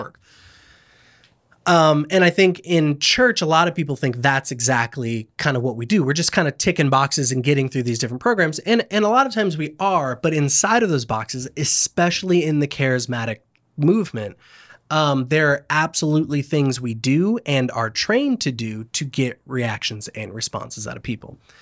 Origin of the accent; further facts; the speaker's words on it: Lakeland, Florida, United States; I grew up in Lakeland, Florida